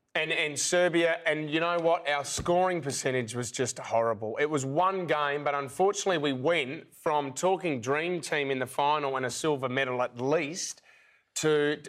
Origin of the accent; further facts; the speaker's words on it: Australia; We are Australian.